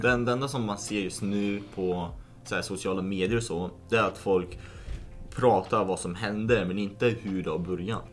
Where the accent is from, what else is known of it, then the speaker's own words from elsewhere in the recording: Lithuania; now in Sweden; i Litauen där jag är född